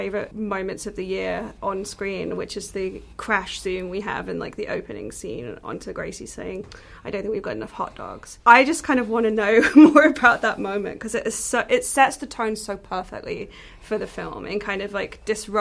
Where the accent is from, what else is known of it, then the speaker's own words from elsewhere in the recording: United Kingdom; as a British person